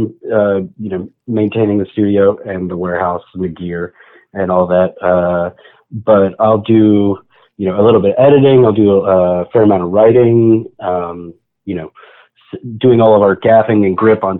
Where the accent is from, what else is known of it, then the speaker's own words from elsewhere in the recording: Atlanta, Georgia, United States; also born or lived in Los Angeles; I was born in Atlanta. I was born in Northside.